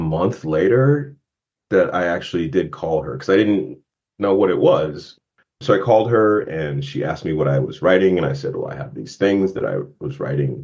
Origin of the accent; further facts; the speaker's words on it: Warren, Ohio, United States; moved away; Raceville, Ohio, which is where I spent my youth